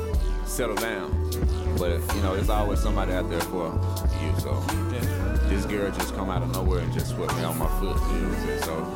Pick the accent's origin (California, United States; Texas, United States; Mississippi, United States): Mississippi, United States; Utica; Well, I'm from Utica, Mississippi, man.